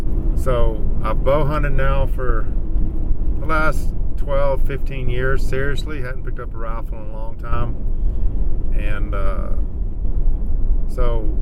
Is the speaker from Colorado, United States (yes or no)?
no; Texas, United States; Well, I come from Texas, so of course we don't have elk in Texas.